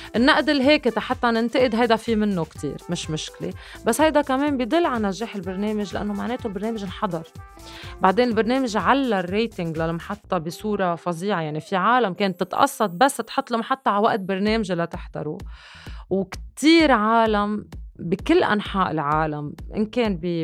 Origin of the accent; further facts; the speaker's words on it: Lebanon; عم بحكي كلبنانيه تحديدا